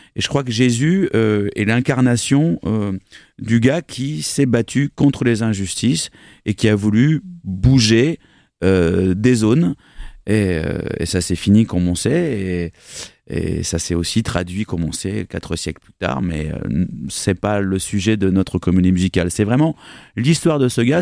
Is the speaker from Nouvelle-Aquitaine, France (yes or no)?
yes; Bordeaux, Nouvelle-Aquitaine, France; also born or lived in Bergerac; je suis bordelais